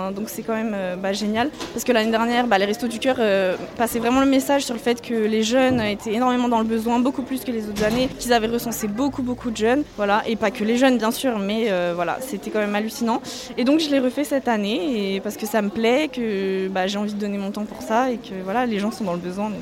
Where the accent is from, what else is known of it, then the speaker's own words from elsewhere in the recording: Melun, Île-de-France, France; je viens de Melun et je suis étudiante à Paris